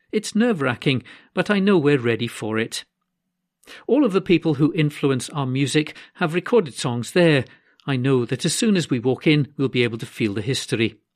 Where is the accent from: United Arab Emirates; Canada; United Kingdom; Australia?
United Kingdom; Clydebank, Scotland; I was born in John Knox Street and brought up in a place called The Scheme, across from the Clydebank docks.